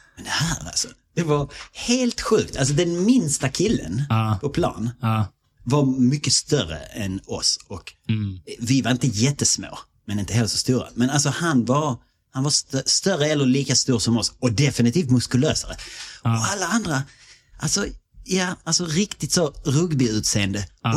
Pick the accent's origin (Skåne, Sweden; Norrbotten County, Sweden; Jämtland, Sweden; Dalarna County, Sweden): Skåne, Sweden; Malmö; accent: Scanian; moved away as an adult; also born or lived in Australia; vi växte upp i Malmö